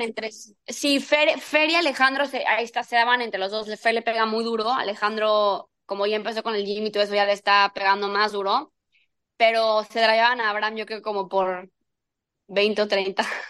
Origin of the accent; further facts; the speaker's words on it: Mexico; siendo mexicana